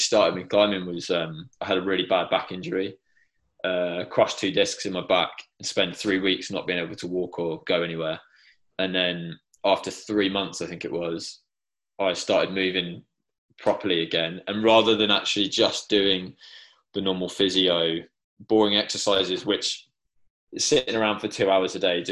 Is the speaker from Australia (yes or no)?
no; England, United Kingdom; I'm English